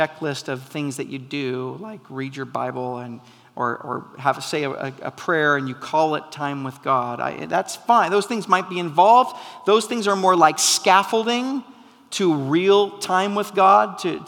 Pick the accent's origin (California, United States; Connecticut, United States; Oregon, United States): Oregon, United States; McMinnville; I grew up in McMinnville, Oregon